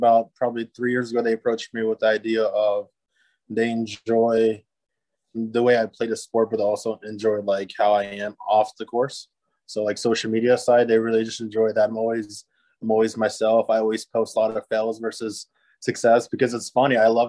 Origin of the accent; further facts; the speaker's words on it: Okinawa, Japan; now in Michigan, United States; I mean, I grew up in Okinawa, but after my father retired from the Air Force, we decided to go to Michigan where he was born and raised.